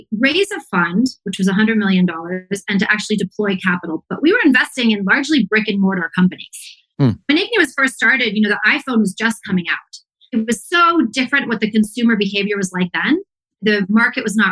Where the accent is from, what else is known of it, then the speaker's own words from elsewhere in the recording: Palo Alto, California, United States; moved away as an adult; now in Mexico City, Mexico; I grew up around Palo Alto